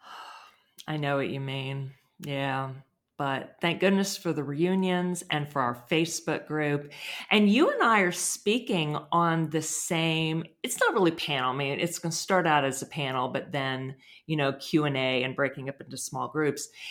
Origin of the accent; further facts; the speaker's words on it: United States; I'm American